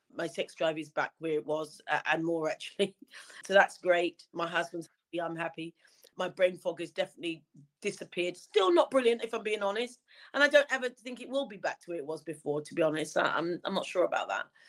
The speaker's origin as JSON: {"language": "English", "town": "Wembley", "region": "London", "country": "United Kingdom", "tie": "born or raised there", "said": "I grew up in Wembley, um, literally just round the corner from the very famous Wembley Stadium"}